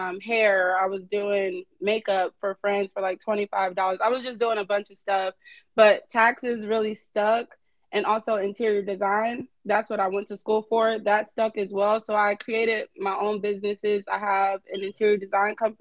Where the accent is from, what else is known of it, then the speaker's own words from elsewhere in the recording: New Jersey, United States; moved away as an adult; now in Atlanta, United States; I am from New Jersey. I moved to Atlanta about 8-9 years ago.